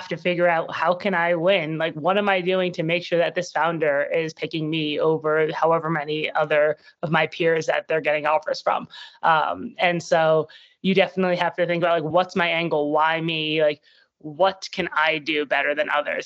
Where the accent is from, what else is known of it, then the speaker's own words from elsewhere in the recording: New York City, New York, United States; I grew up in New York City, so born and raised, have not really left for college.